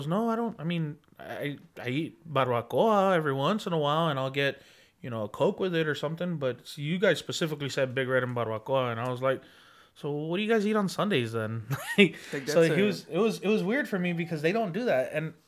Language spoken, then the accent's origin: English; Laredo, Texas, United States; born there; also born or lived in San Antonio / Dallas / Houston / Austin; I've lived everywhere in Texas. I was born in Laredo. I've lived here in San Antonio. I lived in Dallas, Houston, Austin, a bunch of different places.